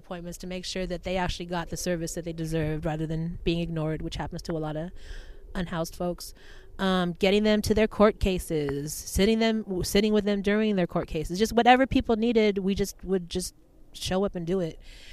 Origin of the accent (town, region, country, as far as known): Oakland, California, United States; born or raised there; also born or lived in Los Angeles